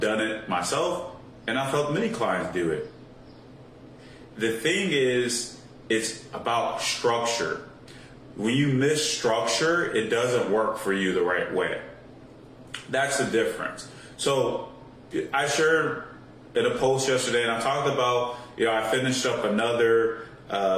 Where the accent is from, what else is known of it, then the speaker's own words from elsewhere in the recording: Chicago, Illinois, United States; growing up in the Chicago area